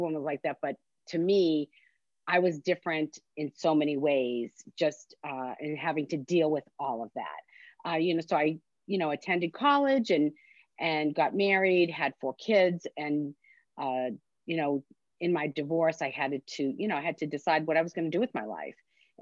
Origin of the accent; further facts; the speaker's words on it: Medford, Massachusetts, United States; also born or lived in Stoneham, Massachusetts; So I was raised in Medford, but I live in Stoneham, which is just the next town over